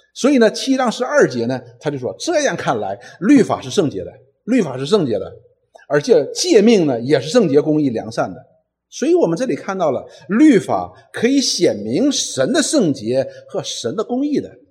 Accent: Northeast China, China; 我们东北人有一句话

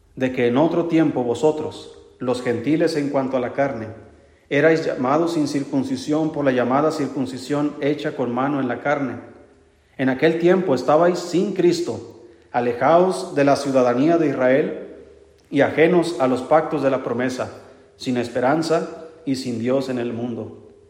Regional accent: Mexico; Yo soy mexicano, quién sabe qué sangre traigo

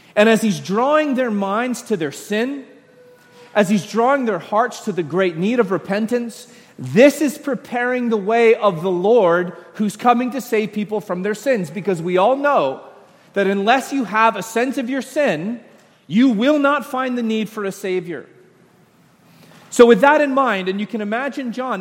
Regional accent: Royston, Georgia, United States; I'm from Royston, Georgia

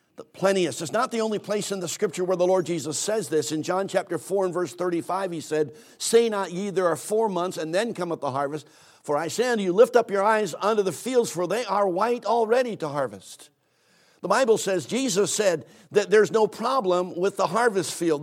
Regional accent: Philadelphia, Pennsylvania, United States; I, I grew up in Philadelphia, Pennsylvania

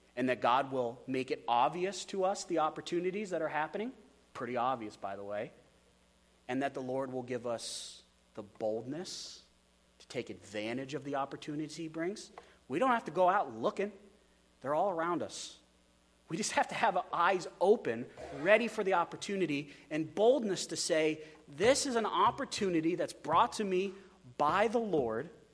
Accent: United States; speaking as an American church

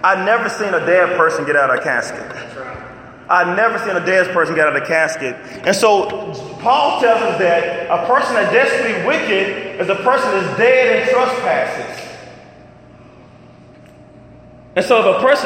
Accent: Arkansas, United States; I'm from Arkansas and I got some country parents

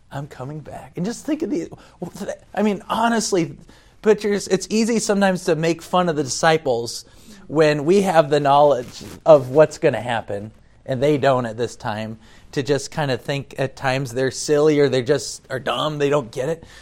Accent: United States; moved away; as an American

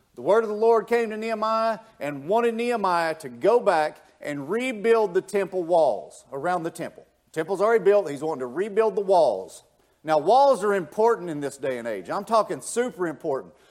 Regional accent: Tennessee, United States; now in Georgia, United States; I'm from Tennessee. I'm as country as the country comes redneck

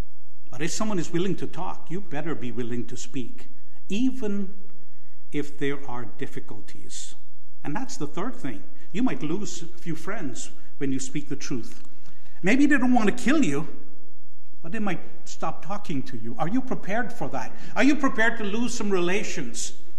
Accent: Canada; And I often speak of politeness as Canadian idolatry. We so badly want to be polite that we will sacrifice other things, even speaking the truth.

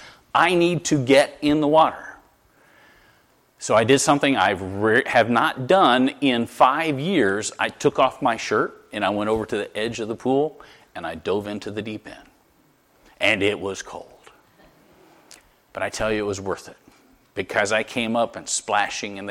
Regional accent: Florida, United States; now in Connecticut, United States; I'm from Florida.

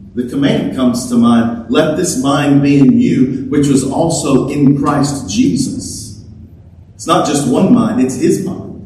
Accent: Louisiana, United States; I was from Louisiana

